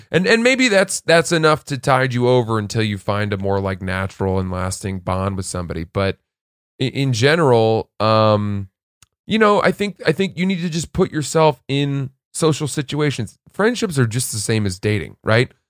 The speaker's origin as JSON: {"language": "English", "region": "Maine", "country": "United States", "tie": "born or raised there", "said": "growing up in Maine"}